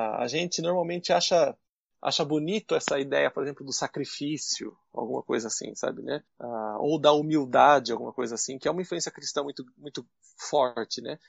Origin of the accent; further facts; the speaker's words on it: Brazil; moved away as an adult; now in Nagoya, Japan; eu sou brasileiro, mas eu sou um aluno de pós-graduação